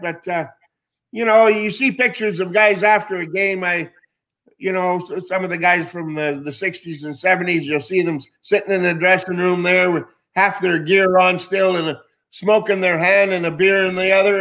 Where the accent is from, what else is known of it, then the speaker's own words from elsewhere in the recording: Winnipeg, Manitoba, Canada; moved away as an adult; growing up in Winnipeg